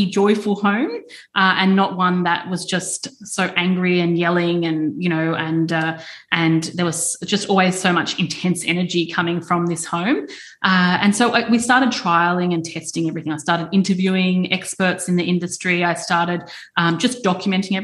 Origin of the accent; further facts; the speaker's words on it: Queensland, Australia; growing up in Queensland